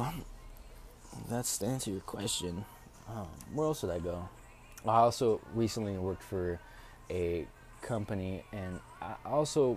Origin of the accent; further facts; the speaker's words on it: Tacoma, Washington, United States; also born or lived in Chicago, Illinois; now in Tucson, United States; I am from Tacoma, Washington